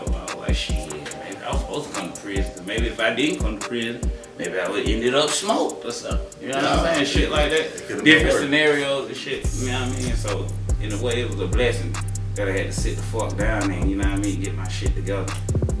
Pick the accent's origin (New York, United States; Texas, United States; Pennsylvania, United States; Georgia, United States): Georgia, United States; Gainesville; also born or lived in Africa; Well, you know, I was born in Gainesville, Georgia. You know what I'm saying? North Georgia, Northeast Georgia, be exact. My mama from Gainesville. My daddy from Africa. So, you know what I'm saying? I grew up in both places.